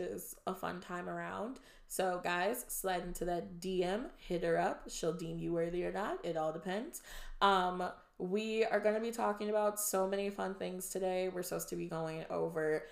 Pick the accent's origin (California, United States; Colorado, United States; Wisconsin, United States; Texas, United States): Wisconsin, United States; now in Austin, United States; Austin girl now. All right. We don't claim Wisconsin anymore